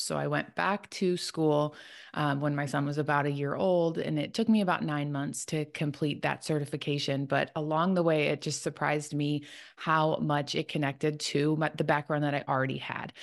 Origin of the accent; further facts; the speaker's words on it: Chicago, Illinois, United States; now in Tennessee, United States; I live in Tennessee. I'm originally from Chicago, so living kind of outside of where I grew up